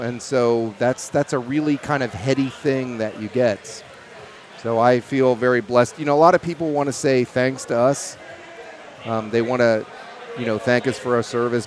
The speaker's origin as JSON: {"language": "English", "town": "Louisville", "region": "Kentucky", "country": "United States", "said": "I'm originally from Kentucky, and that's where I met my uh, my partner John in the distillery. You know, we were both Louisville boys"}